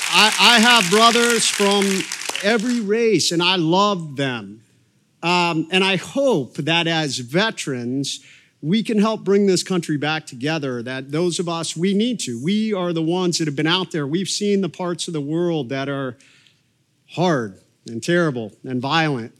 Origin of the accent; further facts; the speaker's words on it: Coshocton, Ohio, United States; moved away; Coshocton, Ohio was where I was born, and, uh, grew up there